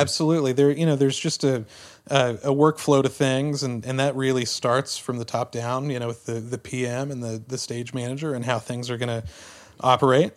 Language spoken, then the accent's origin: English; Tyler, Texas, United States; Growing up in Tyler, Texas, which was about a hundred miles east of Dallas